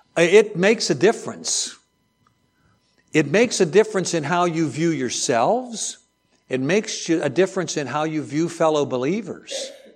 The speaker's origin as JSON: {"language": "English", "area": "outside of Pittsburgh", "region": "Pennsylvania", "country": "United States", "tie": "born or raised there", "said": "growing up outside of Pittsburgh, steel country"}